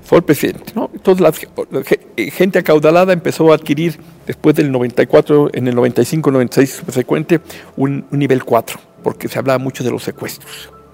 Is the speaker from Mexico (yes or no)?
yes; Mexico; como mexicano